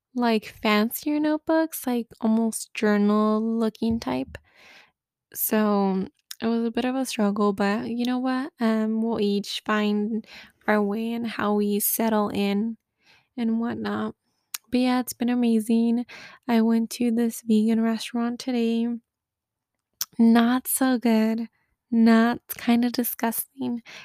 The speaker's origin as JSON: {"language": "English", "country": "United States", "moved": "as an adult", "said": "I'm the American"}